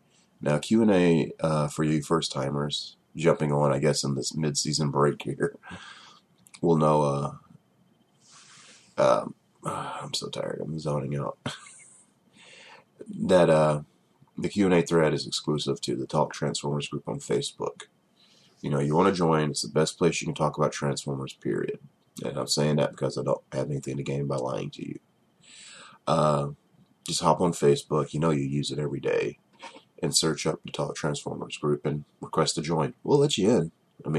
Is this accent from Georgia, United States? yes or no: yes; Georgia, United States; I'm from Georgia, and that sounded extremely southern.